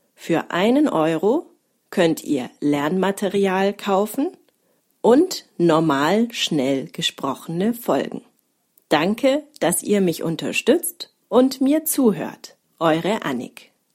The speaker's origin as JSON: {"language": "German", "town": "Konstanz", "region": "Baden-Württemberg", "country": "Germany", "tie": "born or raised there", "moved": "yes", "lives_now": "Munich, Germany", "said": "In Konstanz, wo ich aufgewachsen bin"}